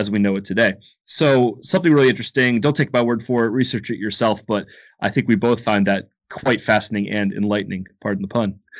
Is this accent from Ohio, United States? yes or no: yes; Ohio, United States; now in Athens, United States; I was born in Ohio, but now I live in Athens, Georgia.